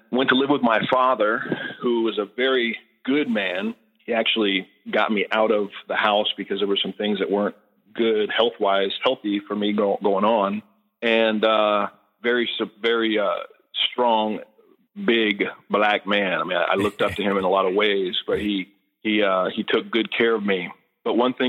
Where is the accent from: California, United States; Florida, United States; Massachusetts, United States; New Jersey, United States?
California, United States; Redding; moved away as an adult; now in Texas, United States; born and raised in Redding, California